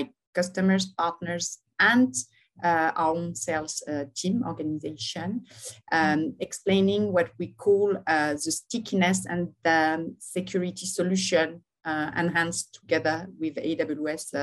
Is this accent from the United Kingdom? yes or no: no; Lyon, Auvergne-Rhône-Alpes, France; moved away as an adult; now in Paris, France; I'm born in Lyon. I live now in Paris